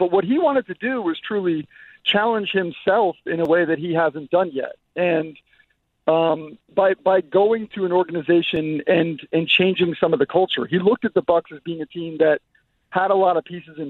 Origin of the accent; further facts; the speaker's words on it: New Jersey, United States; Hey, I'm from New Jersey, too, but she's a little different.